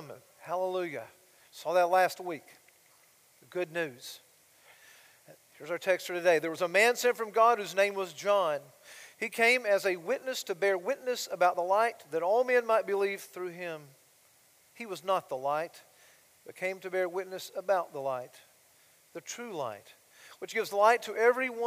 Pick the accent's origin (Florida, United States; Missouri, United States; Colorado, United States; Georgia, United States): Georgia, United States; Blairsville; moved away; my hometown, Blairsville